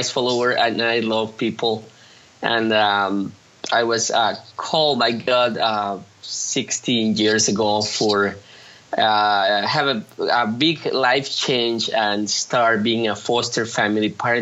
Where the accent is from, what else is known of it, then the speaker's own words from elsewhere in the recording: Mexico City, Mexico; now in Monterrey, Mexico; I'm from Mexico City, but I grew up in Mexico City